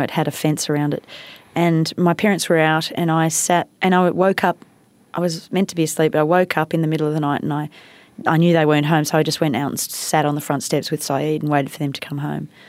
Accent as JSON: {"language": "English", "country": "India", "tie": "born or raised there", "moved": "yes", "said": "I grew up in India"}